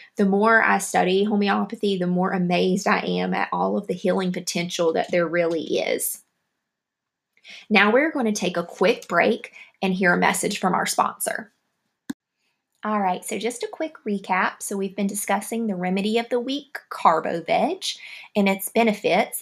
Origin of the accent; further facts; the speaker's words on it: the South, United States; accent: southern; my southern accent